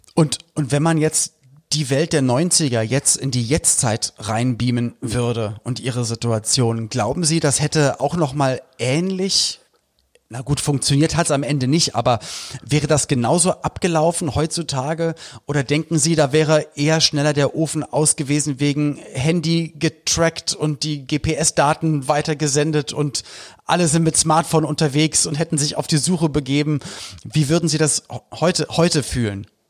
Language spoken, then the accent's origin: German; Berlin, Germany; ich komme aus Westberlin